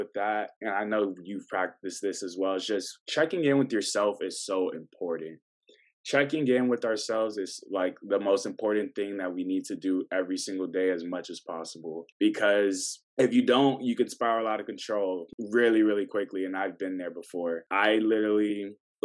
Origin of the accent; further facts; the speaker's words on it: Tallahassee, Florida, United States; moved away; I was born in Tallahassee.